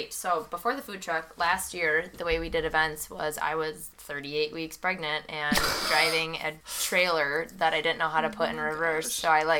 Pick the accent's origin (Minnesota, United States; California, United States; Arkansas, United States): Minnesota, United States; Excelsior; I grew up in Excelsior